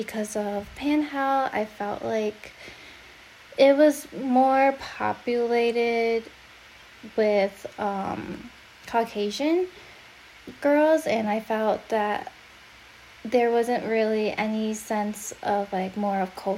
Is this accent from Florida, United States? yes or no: no; Chicago, Illinois, United States; moved away as an adult; also born or lived in Michigan; now in Arizona, United States; I'm originally born and raised in Chicago, and currently I am in Arizona.